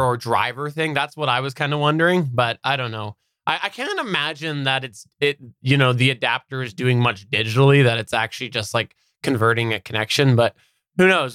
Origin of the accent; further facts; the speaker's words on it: Canada; I'm Canadian